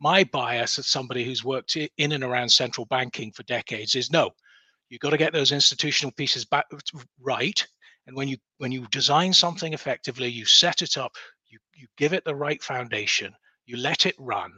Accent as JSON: {"language": "English", "town": "Edinburgh", "region": "Scotland", "country": "United Kingdom", "tie": "born or raised there", "said": "Just in Gilmerton."}